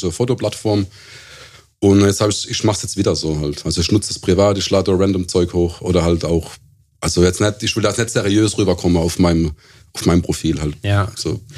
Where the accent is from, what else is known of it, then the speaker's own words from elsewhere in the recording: Ketsch, Baden-Württemberg, Germany; also born or lived in Lampertheim; Ich bin aus Ketch, das ist ein, auch ein Suburb von Mannheim, also südlich von Mannheims erste Kaff, Ketch